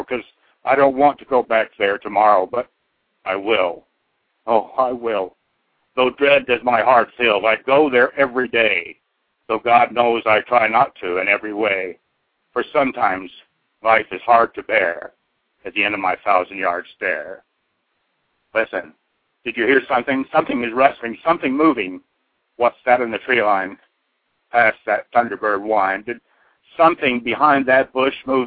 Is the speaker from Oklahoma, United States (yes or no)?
yes; Oklahoma, United States; also born or lived in Southeast Idaho; now in Idaho, United States; I'm from Oklahoma originally